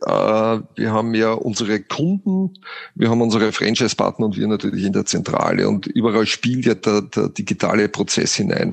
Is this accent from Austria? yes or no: yes; Austria; wie man hört, bin ich ja Österreicher.